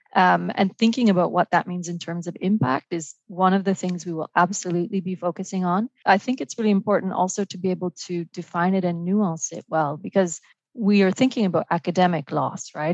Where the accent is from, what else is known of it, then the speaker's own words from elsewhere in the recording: Montreal, Quebec, Canada; also born or lived in Vancouver, Canada; now in Paris, France; I live uh, in Paris and work at the OECD, uh, but I'm originally Canadian from uh, Montreal and close to Vancouver